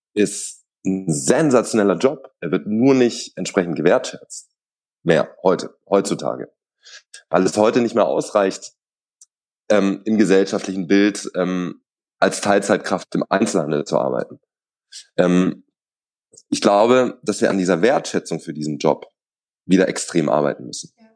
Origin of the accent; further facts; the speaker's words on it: Swabia, Germany; ich bin aber gebürtiger Schwabe